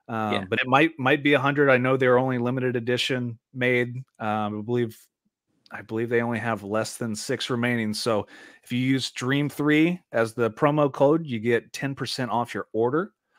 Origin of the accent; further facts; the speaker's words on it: Indiana, United States; We're from Indiana.